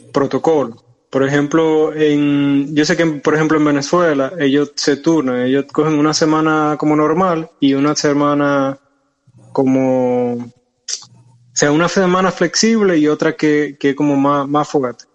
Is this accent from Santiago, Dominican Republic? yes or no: yes; Santiago de los Caballeros, Santiago, Dominican Republic; llegué a, a Santiago, que es nuestra ciudad.